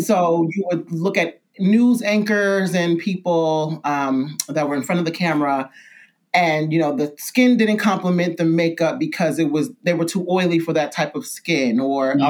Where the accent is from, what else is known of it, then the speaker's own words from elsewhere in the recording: New York City, New York, United States; I'm originally from New York City and I'm from Brooklyn, New York, actually, Bedford Stuyvesant, Bed Stuy, as we say.